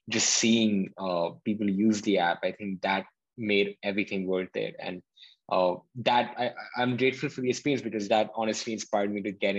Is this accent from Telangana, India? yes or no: yes; Hyderabad, Telangana, India; moved away as an adult; now in Berkeley, United States; I was born in India and then grew up in a city called Hyderabad for 18 years of my life